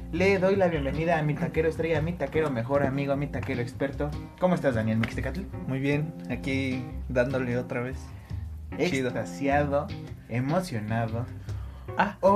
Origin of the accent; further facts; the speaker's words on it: Mexico; somos mexicanos.